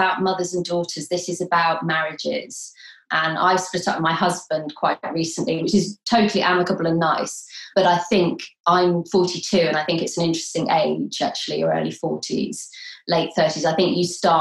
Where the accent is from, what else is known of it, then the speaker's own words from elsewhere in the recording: London, United Kingdom; moved away; I was born in London